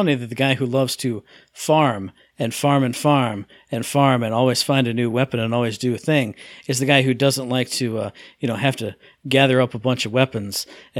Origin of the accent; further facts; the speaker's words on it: United States; I'm American. I don't think about